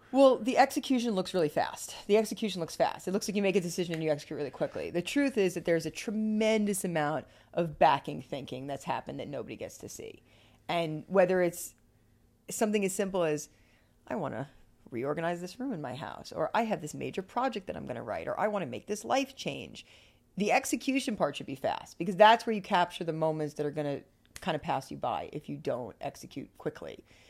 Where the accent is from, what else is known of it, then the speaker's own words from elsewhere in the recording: Bergen County, New Jersey, United States; moved away as an adult; also born or lived in Ithaca, New York / Los Angeles, California; I grew up on the East Coast, outside of New York City, in a place called Bergen County, New Jersey